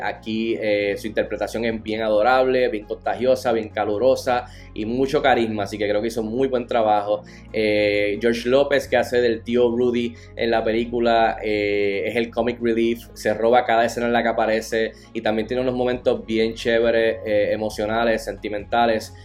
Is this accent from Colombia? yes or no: no; Puerto Rico; siendo puertorriqueño y latino